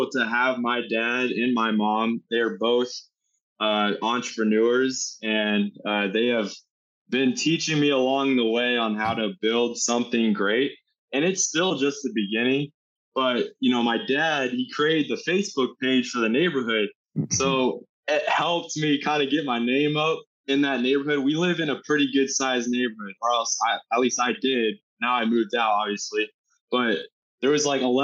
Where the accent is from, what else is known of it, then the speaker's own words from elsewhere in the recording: Indianapolis, Indiana, United States; I'm from Indianapolis, Indiana